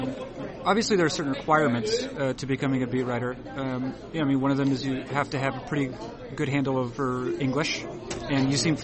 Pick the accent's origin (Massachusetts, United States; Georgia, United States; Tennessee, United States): Massachusetts, United States; Boston; moved away; I grew up in Boston